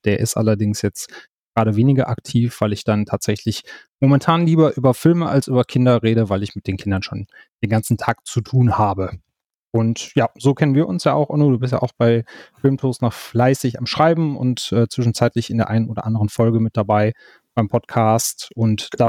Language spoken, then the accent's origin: German; Wuppertal, North Rhine-Westphalia, Germany; now in Cologne, Germany; ich bin äh, Kölner mittlerweile, gebürtige Wuppertaler, jetzt Kölner